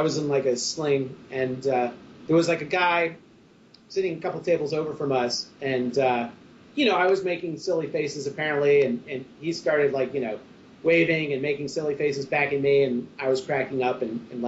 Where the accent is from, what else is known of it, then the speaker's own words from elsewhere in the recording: Central New York, United States; moved away; I grew up in Central New York